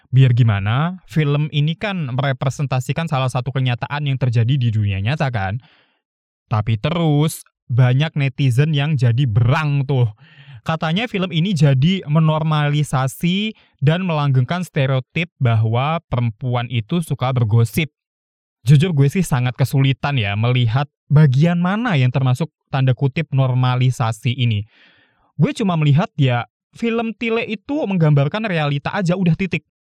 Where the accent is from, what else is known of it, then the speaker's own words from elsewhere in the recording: Java, Indonesia; Gue orang Jawa dan masih ngomong bahasa Jawa ya, jadi gue tahu.